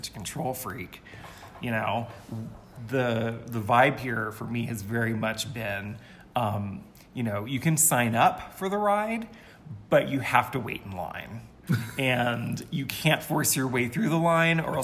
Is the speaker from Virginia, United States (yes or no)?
yes; Virginia, United States; also born or lived in San Francisco, California / Big Sur, California; now in Taos, United States